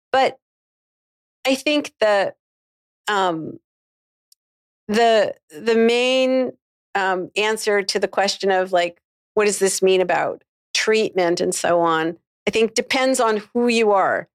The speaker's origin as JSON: {"language": "English", "country": "Canada", "moved": "yes", "said": "I'm from Canada originally."}